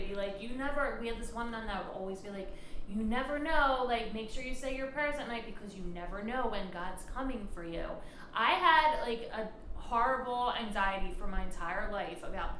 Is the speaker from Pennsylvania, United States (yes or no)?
yes; Upper Darby, Pennsylvania, United States; I grew up in Upper Darby, PA. That's for Pennsylvania, PA. And, I went to Catholic school as well.